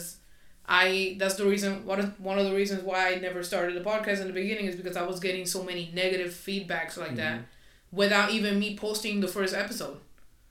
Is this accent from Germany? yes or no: no; Puerto Rico; English is a second language; moved away; also born or lived in Florida; I'm Spanish. I'm from, soy de Puerto Rico, so it is what it is. So my accent is going to come out sometimes.